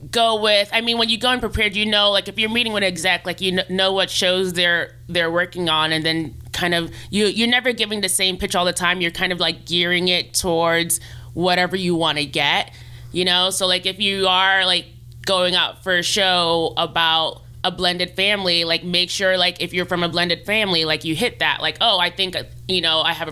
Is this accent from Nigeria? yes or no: yes; Nigeria; not even considering it as a viable career option growing up because being Nigerian, like, you know, it's like doctor, lawyer, engineer.